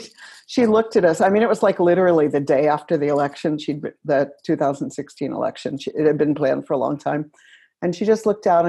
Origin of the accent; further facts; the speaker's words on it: United States; also born or lived in West Virginia / Ohio / Portland; now in Minnesota, United States; I grew up in West Virginia and Ohio